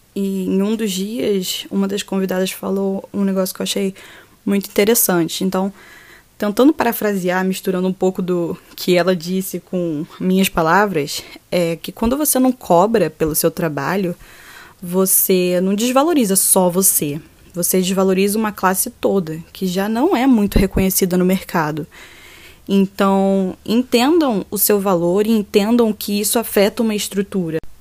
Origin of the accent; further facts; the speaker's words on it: Rio de Janeiro, Brazil; eu sou carioca da Gema